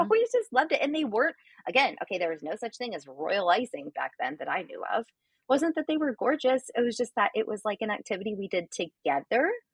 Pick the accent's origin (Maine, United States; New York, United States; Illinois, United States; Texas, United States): Illinois, United States; we're both from Illinois